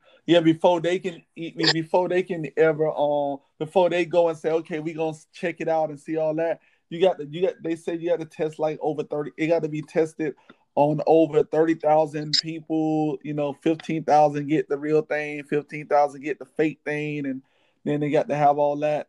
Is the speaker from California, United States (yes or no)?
no; Miami, Florida, United States; I'm from Miami.